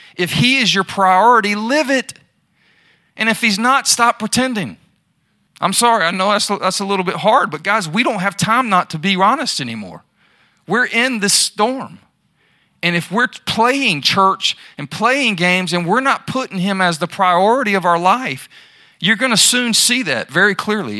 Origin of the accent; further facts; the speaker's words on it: Charlotte, North Carolina, United States; I'm from Charlotte